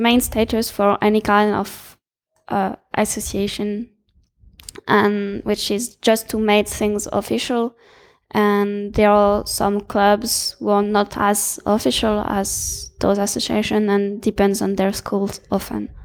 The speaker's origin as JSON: {"language": "English", "country": "France", "said": "I'm from France"}